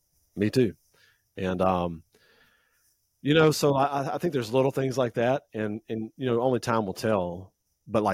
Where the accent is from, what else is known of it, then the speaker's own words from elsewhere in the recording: United States; moved away as an adult; now in Japan; as an American living in Japan